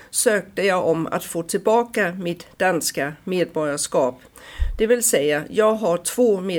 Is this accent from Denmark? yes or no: yes; Denmark; now in Sweden; är svensk medborgare, men jag är faktiskt född i Danmark. När jag flyttade till Sverige så fick jag inte studiemedel eh, för mina studier och därför var jag tvingad att söka svensk medborgarskap